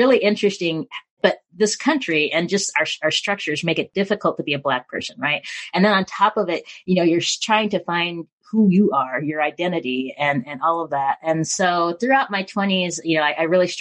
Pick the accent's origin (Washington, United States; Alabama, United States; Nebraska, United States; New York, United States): Washington, United States; Spokane; I was born in Spokane